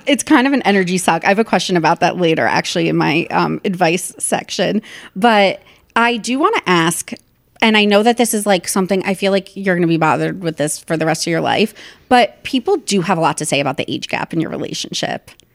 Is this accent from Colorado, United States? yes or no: no; New Jersey, United States; moved away as an adult; also born or lived in New York; my hometown in New Jersey